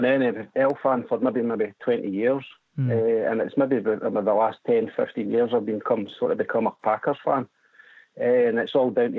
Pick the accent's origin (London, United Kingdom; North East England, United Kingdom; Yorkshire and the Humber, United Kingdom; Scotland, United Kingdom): Scotland, United Kingdom; Broxburn; accent: Scottish; I'm from a place called Broxburn in West Lothian, Scotland, which is just outside Edinburgh.